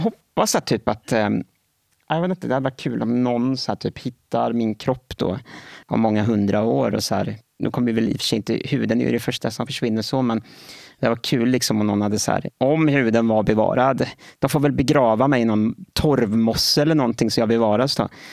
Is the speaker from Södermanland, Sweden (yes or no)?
no; Gothenburg, Västra Götaland, Sweden; Jag är född och uppvuxen i Göteborg